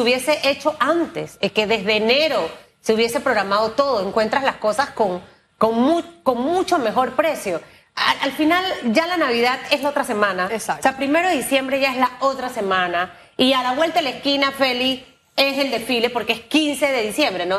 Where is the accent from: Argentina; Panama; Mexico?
Panama; como panameños